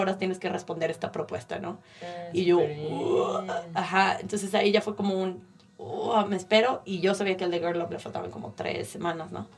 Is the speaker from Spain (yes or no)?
no; San Luis Potosí, Mexico; moved away as an adult; also born or lived in Puebla; now in United States; yo soy de San Luis Potosí, pero estudié en la Universidad de las Américas Puebla